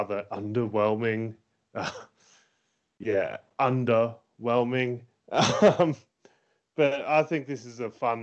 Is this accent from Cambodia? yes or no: no; Rutherglen, Victoria, Australia; I was raised in Rutherglen